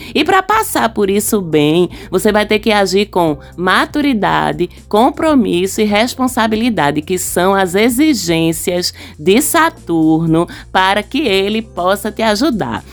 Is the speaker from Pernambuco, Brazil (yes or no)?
yes; Recife, Pernambuco, Brazil; Sou pernambucana, recifense